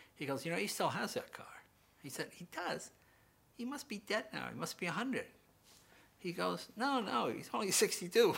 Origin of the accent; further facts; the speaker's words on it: Andover, Massachusetts, United States; we're from Andover